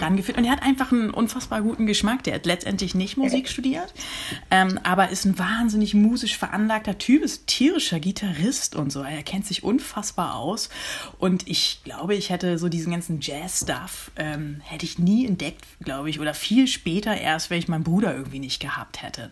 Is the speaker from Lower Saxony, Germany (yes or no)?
yes; Uelzen, Lower Saxony, Germany; moved away; also born or lived in Wendland / Hannover / Groningen / Los Angeles; Ich bin in Uelzen geboren und in der Nähe von Uelzen groß geworden